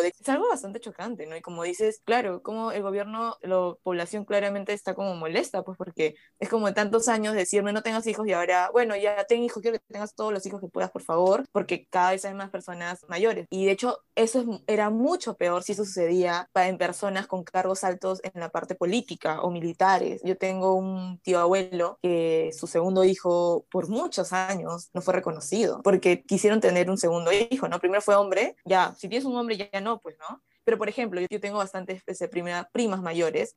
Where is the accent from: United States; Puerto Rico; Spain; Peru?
Peru; todos nacimos en Perú